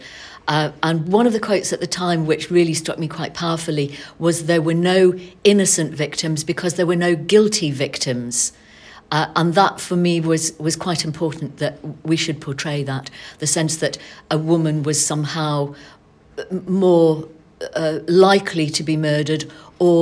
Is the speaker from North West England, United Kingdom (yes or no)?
yes; Manchester, North West England, United Kingdom; moved away; I was born and brought up in Manchester moved away in 1975